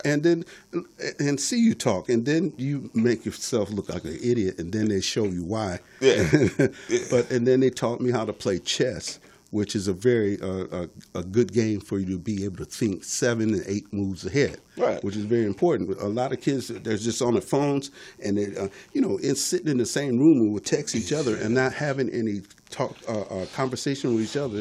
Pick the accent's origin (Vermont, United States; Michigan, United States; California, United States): Michigan, United States; Detroit; I'm from Detroit, yeah. born and raised.